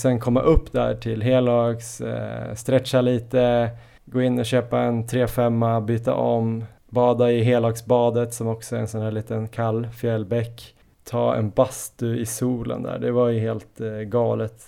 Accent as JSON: {"language": "Swedish", "region": "Jämtland", "country": "Sweden", "moved": "yes", "lives_now": "Stockholm, Sweden", "said": "vi är ju alla från Jämtland"}